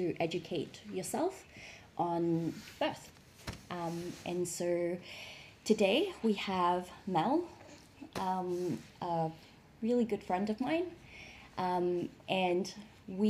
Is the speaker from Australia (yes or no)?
yes; Melbourne, Victoria, Australia; now in Shanghai, China; I'm from Melbourne in Australia